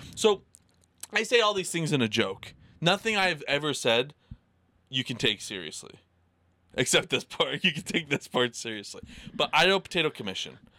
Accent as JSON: {"language": "English", "region": "Idaho", "country": "United States", "said": "I'm from Idaho"}